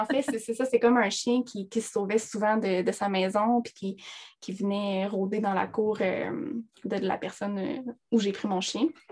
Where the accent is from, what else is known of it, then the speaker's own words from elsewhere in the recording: Abitibi, Quebec, Canada; je viens de l'Abitibi.